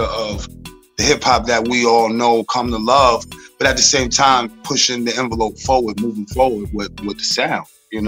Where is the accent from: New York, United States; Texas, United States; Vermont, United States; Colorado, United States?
New York, United States; South Huntington; I'm from South Huntington, Long Island, New York.